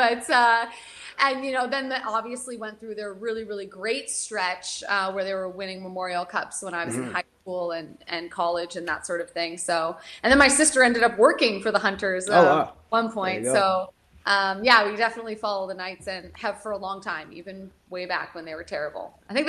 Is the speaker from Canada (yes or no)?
yes; Canada; just the environment being Canadian, hockey being so big here.